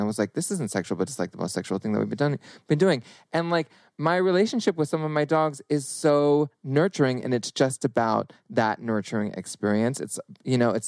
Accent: Northern California, United States; I grew up in California, Northern California, grew up around all sorts of like leather daddies and whatnot

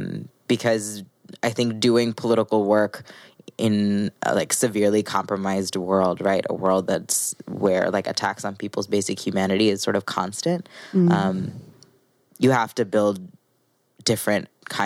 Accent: Missouri, United States; I grew up in Missouri.

